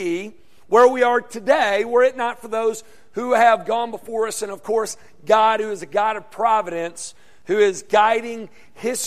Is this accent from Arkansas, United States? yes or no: yes; Arkansas, United States; this gigantic river that ran through my hometown